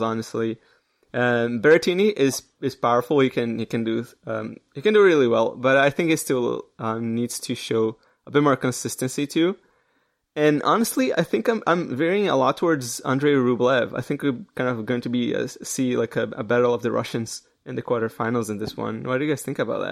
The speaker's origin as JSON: {"language": "English", "country": "Canada", "said": "I'm Canadian"}